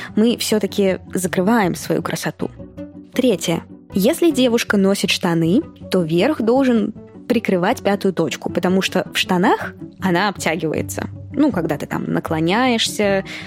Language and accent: Russian; Moscow, Russia; moved away as an adult; now in Thailand; Я родилась и выросла в Москве.